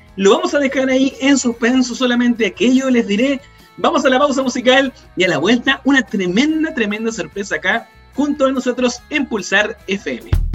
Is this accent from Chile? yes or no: yes; Chile; lo que estamos viviendo como chilenas, como chilenos